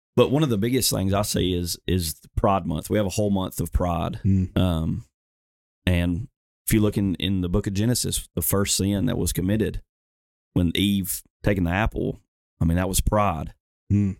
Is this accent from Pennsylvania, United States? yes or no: no; Alabama, United States; I'm from Alabama